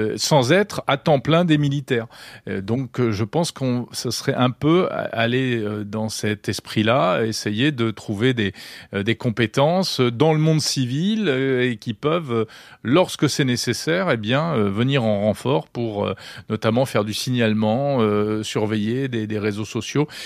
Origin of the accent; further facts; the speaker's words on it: France; Chez nous, en France.